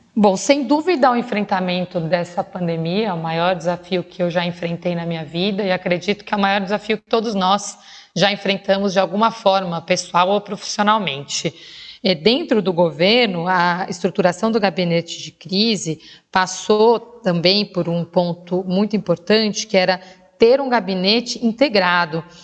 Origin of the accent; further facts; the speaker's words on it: São Paulo, Brazil; Eu nasci na Vila das Belezas, no distrito do Campo Limpo, na periferia de São Paulo